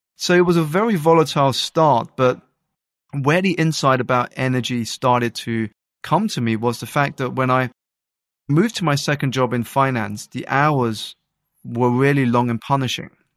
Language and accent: English; United Kingdom; I grew up in the United Kingdom to two Malaysian Chinese parents